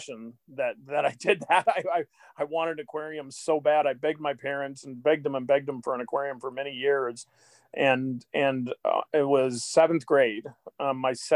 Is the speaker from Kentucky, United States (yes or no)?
no; Athens, Ohio, United States; now in Kansas City, United States; I grew up in Athens, Ohio